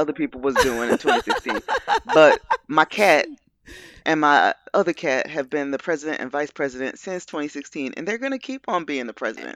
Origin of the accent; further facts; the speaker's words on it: Baltimore, Maryland, United States; I'm a Baltimore nati-, native